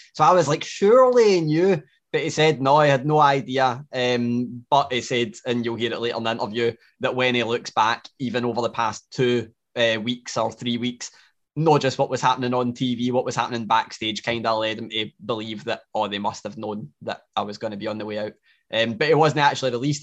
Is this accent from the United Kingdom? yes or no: yes; Glasgow, Scotland, United Kingdom; I'm full Glaswegian